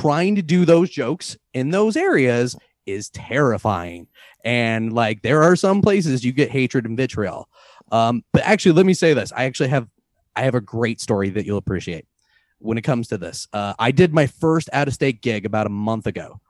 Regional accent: St. Louis, Missouri, United States; now in Boulder, United States; I'm from Saint Louis

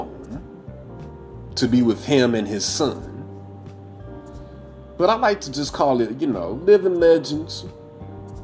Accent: Midwest, United States; I'm from the Midwest. I'm from the Midwest.

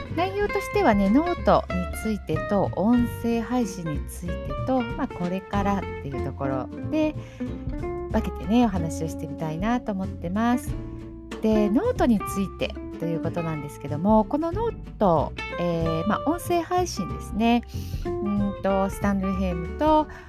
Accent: Okayama, Japan; 地元が岡山

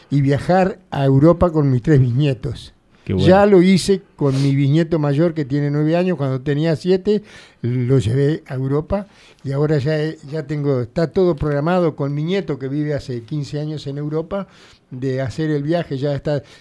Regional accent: Coronel Suárez, Buenos Aires Province, Argentina; Sí, nací en Suárez

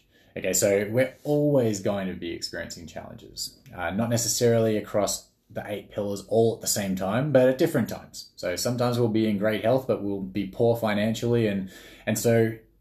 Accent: Australia; I'm Australian. So grew up in Australia

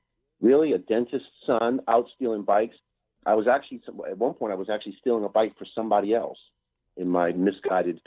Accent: Bridgeport, Connecticut, United States; moved away; also born or lived in New York City; I grew up shoveling snow in Bridgeport, Connecticut, which is about an hour and a half outside of New York City, where I eventually moved.

